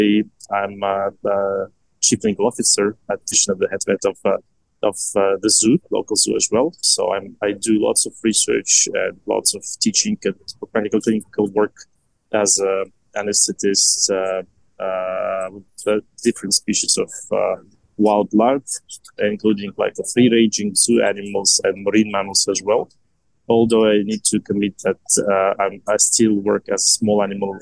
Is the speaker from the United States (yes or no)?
no; Estonia; I'm originally from Estonia, and I lived all my life